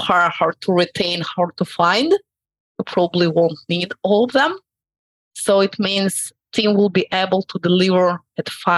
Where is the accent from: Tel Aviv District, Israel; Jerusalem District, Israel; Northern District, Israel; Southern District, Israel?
Tel Aviv District, Israel; Tel Aviv; I'm from Tel Aviv, Israel